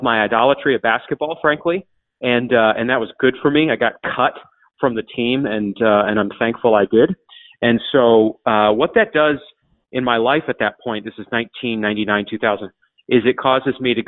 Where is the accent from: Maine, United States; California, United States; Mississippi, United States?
Maine, United States; coastal; moved away as an adult; Grew up in Maine in a Christian home